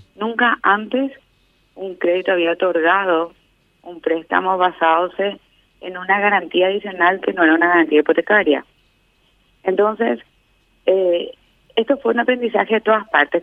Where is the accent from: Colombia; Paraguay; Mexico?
Paraguay; me llena de orgullo como paraguaya